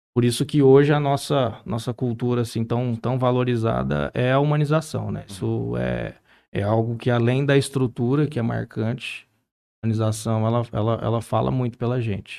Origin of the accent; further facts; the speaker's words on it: Barretos, São Paulo, Brazil; moved away; eu sou nascido e criado lá em Barretos